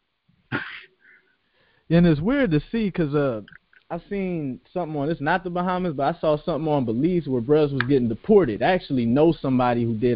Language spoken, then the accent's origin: English; Columbus, Ohio, United States; moved away; I'm from Southfield, and within Southfield, it was New Southfield, which is where I'm from